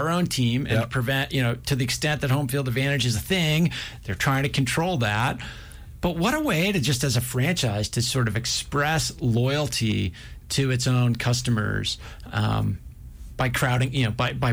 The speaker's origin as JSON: {"language": "English", "region": "New England", "country": "United States", "tie": "born or raised there", "moved": "yes", "lives_now": "Montana, United States", "said": "I grew up in New England"}